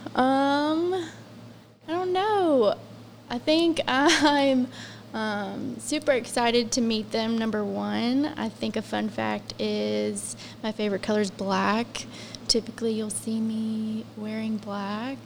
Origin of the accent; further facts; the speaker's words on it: Scott Depot, West Virginia, United States; moved away as an adult; now in South Charleston, United States; I'm originally from the Scott Depot area